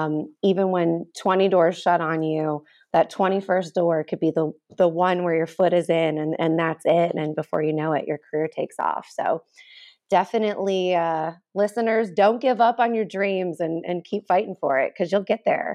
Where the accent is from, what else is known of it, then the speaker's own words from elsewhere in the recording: Ohio, United States; moved away as an adult; also born or lived in Chicago / New York City; So I'm a Midwestern girl. I'm from Ohio originally, and then I went to college in Chicago. So coming from the Midwest into New York City